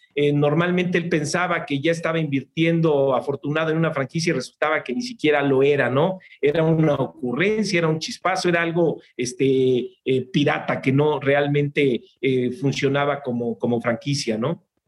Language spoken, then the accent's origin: Spanish; Mexico